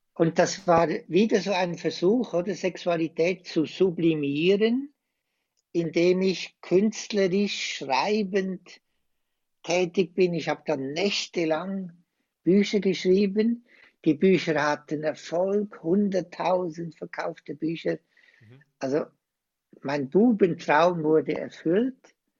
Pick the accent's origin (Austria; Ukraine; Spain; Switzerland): Switzerland; accent: Swiss; now in Osnabrück, Germany; Ich bin ein Schweizer, wie ihr alle hört